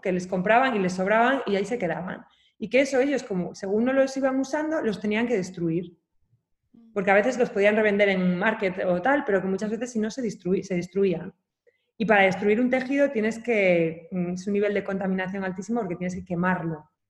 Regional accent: Asturias, Spain; also born or lived in China; yo soy asturiana

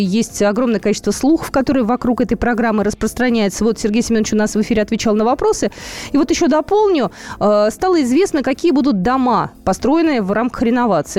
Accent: Moscow, Russia; мы москвичи

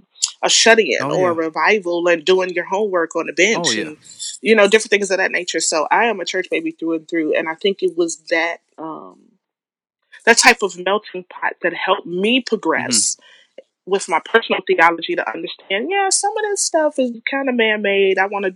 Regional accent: Chicago, Illinois, United States; It's a much different world that I grew up in Chicago than what Chicago is today.

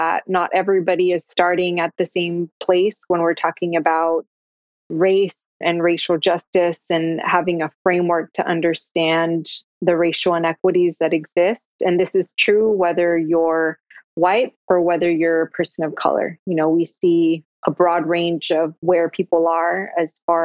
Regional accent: Austin, Texas, United States; when I was a kid, right? Growing up in East Austin

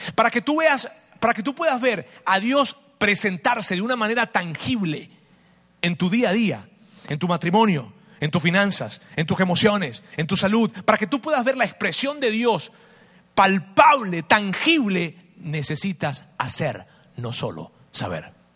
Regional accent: Venezuela; moved away; mi país, Venezuela. Es, muy difícil lo que está pasando en Venezuela. Tenemos familia allá

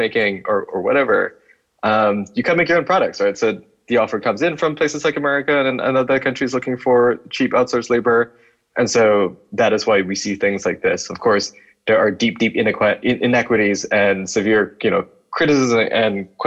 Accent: Kuala Lumpur, Malaysia; moved away as an adult; now in Boise, United States; I'm from KL. But I'm not Malay. I'm a Chinese, sort of Malaysian

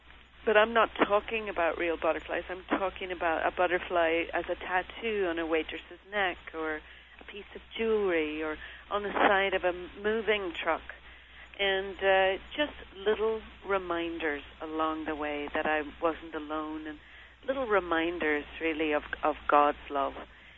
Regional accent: Derry, Northern Ireland, United Kingdom; I was raised in Derry City.

